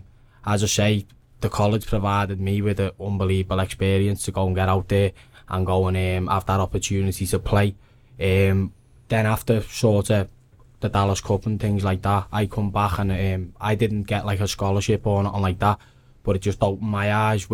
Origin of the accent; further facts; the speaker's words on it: Stockbridge Village, North West England, United Kingdom; I'm 23 from Stockbridge Village.